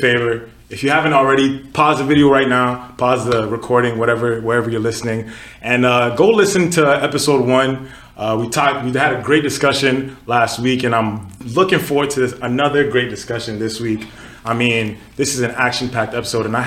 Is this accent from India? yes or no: no; Katy, Texas, United States; moved away as an adult; also born or lived in Nigeria; now in Ottawa, Canada; I was born in Nigeria, grew up in Katy, Texas. Then I moved here